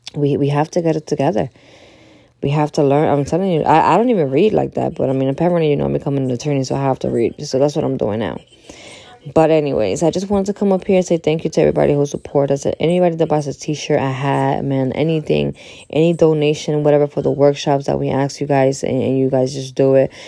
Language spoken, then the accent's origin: English; Dominican Republic; moved away; I'm from the Dominican Republic